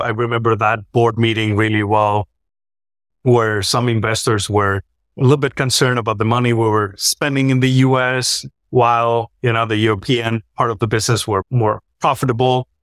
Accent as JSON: {"language": "English", "country": "Spain", "also_born_or_lived": "Switzerland", "moved": "as an adult", "said": "I'm from Spain."}